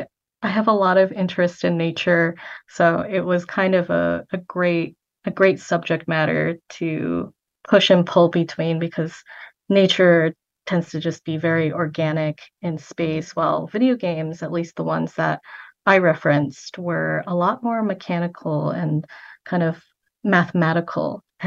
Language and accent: English; United States; born there; I was born here in America and my parents were born in Vietnam and they came over.